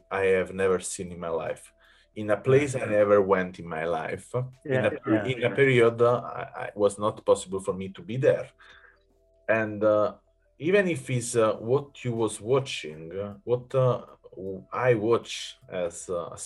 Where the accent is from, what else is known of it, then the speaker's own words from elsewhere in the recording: Naples, Campania, Italy; English is a second language; moved away; also born or lived in Rome; I come from Naples and I was living in Rome